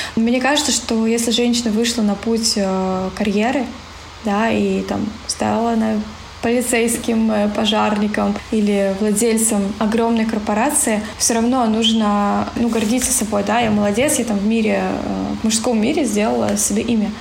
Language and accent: Russian; Siberia, Russia; moved away; В нашу Сибирь. Ну, я думаю, что да. Тянет меня все равно в родные края